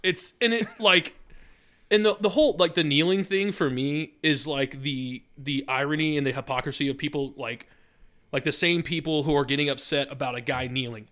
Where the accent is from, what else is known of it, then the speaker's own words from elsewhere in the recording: Wisconsin, United States; moved away; I'm from Wisconsin.